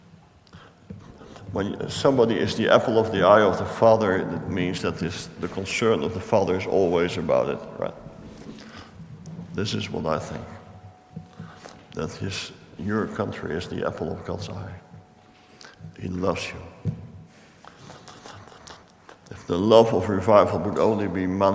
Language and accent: English; Netherlands; I come from Holland